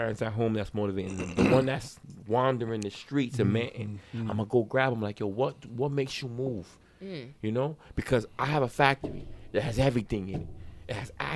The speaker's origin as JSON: {"language": "English", "region": "Rhode Island", "country": "United States", "tie": "born or raised there", "also_born_or_lived": "Brooklyn, New York / Miami / Las Vegas / New York City", "moved": "as an adult", "said": "I was born in New York. I was raised in Rhode Island"}